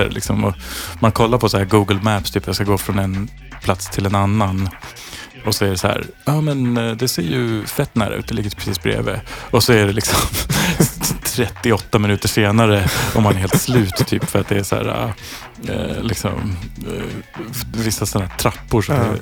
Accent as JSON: {"language": "Swedish", "country": "Sweden", "said": "Vädret var alltså så här som svensk liksom slutet på april, maj"}